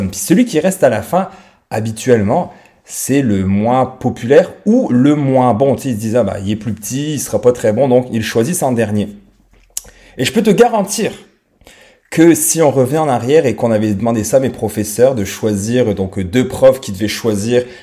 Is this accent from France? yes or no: yes; France; accent: French; j'ai 36 ans actuellement. j'ai un petit accent français parce que je viens de France.